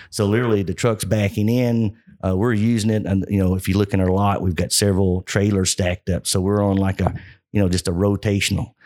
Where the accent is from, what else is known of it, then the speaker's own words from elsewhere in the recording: Kentucky, United States; growing up in Kentucky